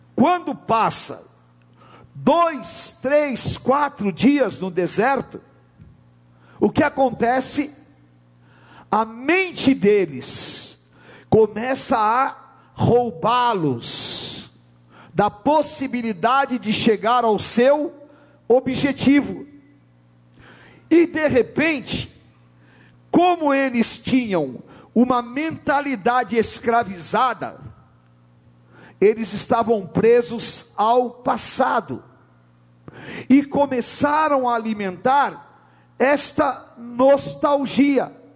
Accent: São Paulo, Brazil; Eu nasci aqui na Climação, estudei numa escola pública

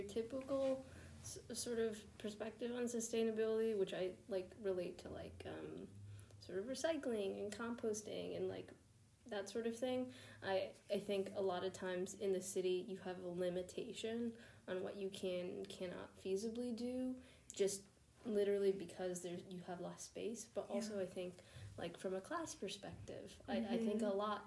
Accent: New York, United States; I'm from New York

